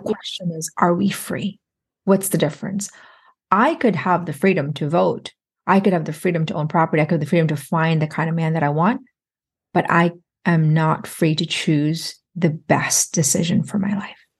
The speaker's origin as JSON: {"language": "English", "country": "Philippines", "said": "I'm Filipino"}